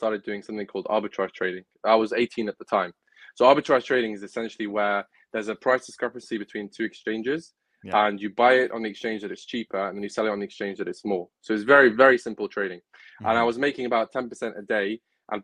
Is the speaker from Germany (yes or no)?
no; Manchester, North West England, United Kingdom; also born or lived in Gaza, Palestine / Norway / Wales; we settled in Manchester. So Manchester is my home. It's where I've lived most of my life.